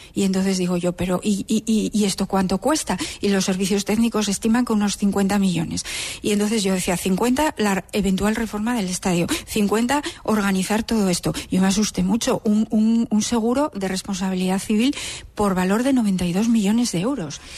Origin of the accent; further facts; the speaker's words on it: Gijón, Asturias, Spain; yo soy una gijonesa más